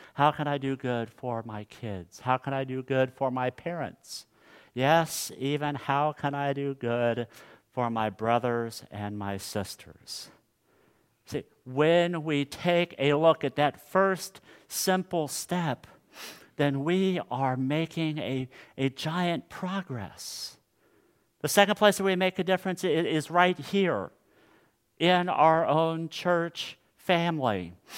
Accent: Hutchinson, Kansas, United States; my hometown of Hutchinson, Kansas

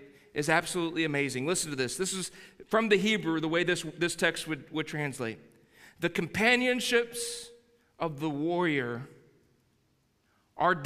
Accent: Texas, United States; I'm a Texan

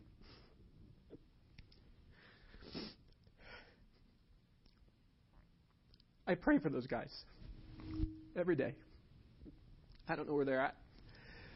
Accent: Estes Park, Colorado, United States; I grew up here in Estes

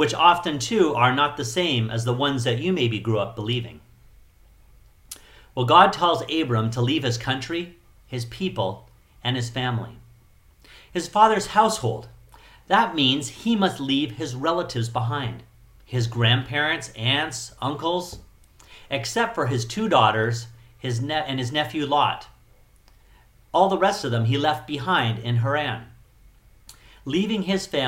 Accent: Canada; also born or lived in Chiang Mai, Thailand / Phuket, Thailand; now in Thailand; I'm Canadian

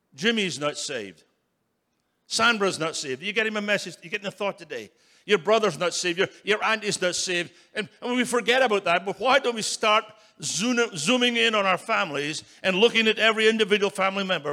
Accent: Scotland, United Kingdom; moved away as an adult; now in United States; I was brought up in Scotland

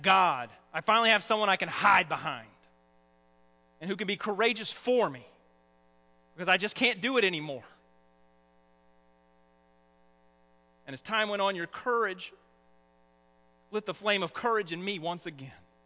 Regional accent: the South, United States; accent: southern; my southern accent

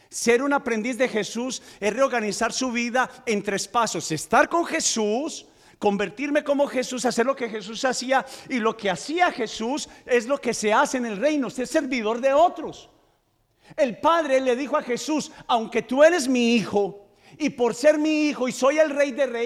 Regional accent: Antioquia, Colombia; Yo soy paisa. Lo que pasa es que tengo un problema en mi lengua.

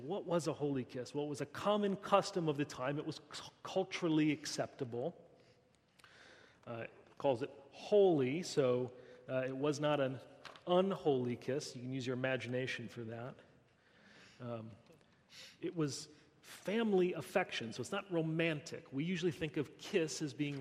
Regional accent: United States; I'm American

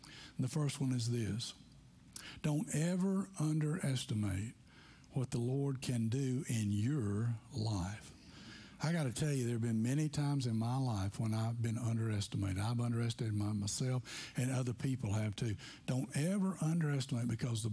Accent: McMinnville, Tennessee, United States; moved away; I'm from McMinnville, Tennessee

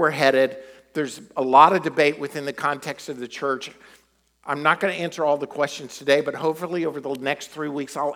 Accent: United States; we're American

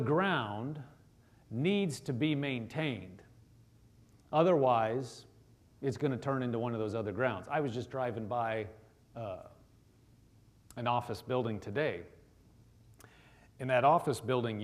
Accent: Nebraska, United States; I am from Nebraska, but, you know, I never was actually a farmer. You know, we have a lot of farmers in Nebraska

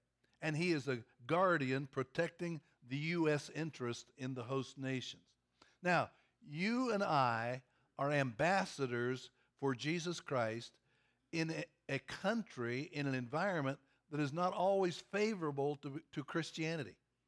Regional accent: Kentucky, United States; Number one, I'm from Kentucky. And people think Kentucky is a backward state.

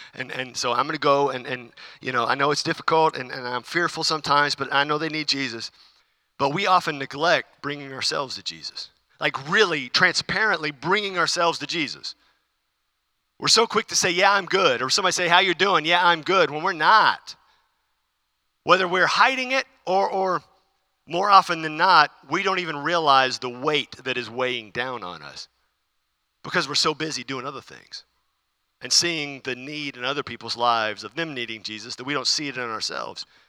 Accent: United States; As American Christians

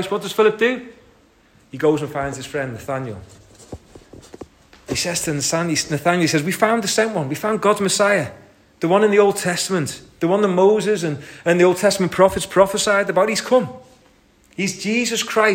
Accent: St Helens, North West England, United Kingdom; I'm from St. Helens

